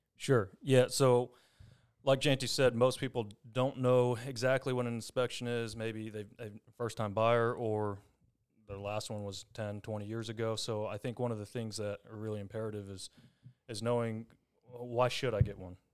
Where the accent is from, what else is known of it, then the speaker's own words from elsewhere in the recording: Longview, Texas, United States; I'm from Longview, born and raised